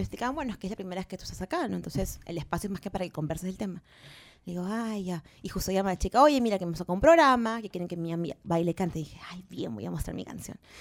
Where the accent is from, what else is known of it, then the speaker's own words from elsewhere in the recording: Peru; yo soy cantante peruana